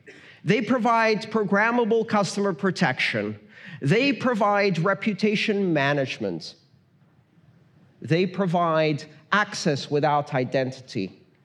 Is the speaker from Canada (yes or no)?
no; Iran; born there; English is a second language; I was born in Iran. I didn't choose that.